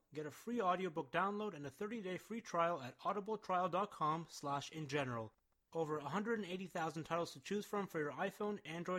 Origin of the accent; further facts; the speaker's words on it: Canada; now in Los Angeles, United States; I'm Canadian.